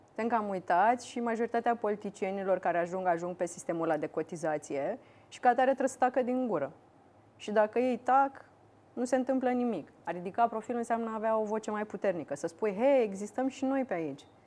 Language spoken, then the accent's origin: Romanian; Iași, Iași County, Romania; eu sunt din Iași și vreau să aduc mulți bani în Iași. Așa. Și sunt firme de IT. Eu am făcut liceu de informatică din Iași